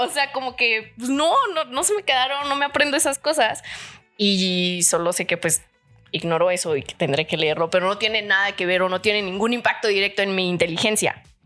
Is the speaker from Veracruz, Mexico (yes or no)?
no; Chilpancingo, Guerrero, Mexico; born or raised there